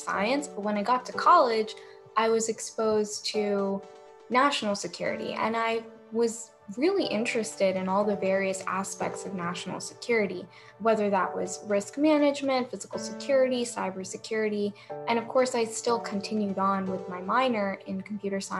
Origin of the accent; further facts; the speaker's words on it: New Jersey, United States; growing up in Central Jersey